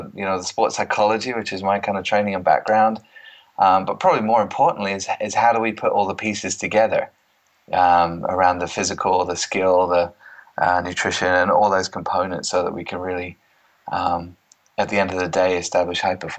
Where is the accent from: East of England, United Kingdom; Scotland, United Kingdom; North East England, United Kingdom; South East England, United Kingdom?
East of England, United Kingdom; accent: mid-Atlantic; moved away as an adult; now in United States; I'm actually born and bred in Cambridgeshire, funnily enough, and spent most of my life there. But I'm closing in on 20 years now in the United States. So I call it a mid-Atlantic accent, so it's not really English anymore, and it's not American